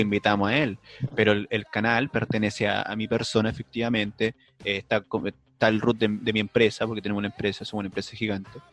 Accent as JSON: {"language": "Spanish", "town": "Puente Alto", "region": "Santiago Metropolitan Region", "country": "Chile", "said": "Yo soy de Puente Alto"}